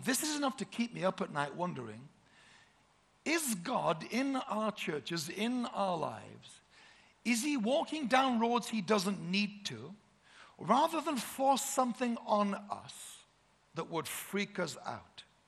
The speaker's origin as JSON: {"language": "English", "region": "Yorkshire and the Humber", "country": "United Kingdom", "said": "We're from Yorkshire, the Shire"}